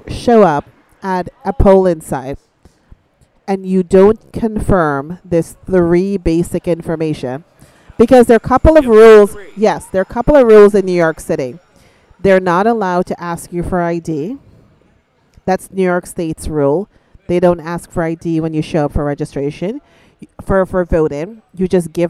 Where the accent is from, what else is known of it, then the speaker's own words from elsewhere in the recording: Guyana; So I'm from Guyana.